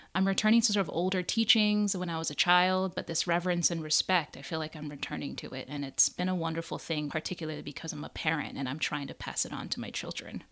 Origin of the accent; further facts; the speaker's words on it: Hawaii, United States; moved away as an adult; now in New Jersey, United States; growing up in Hawaii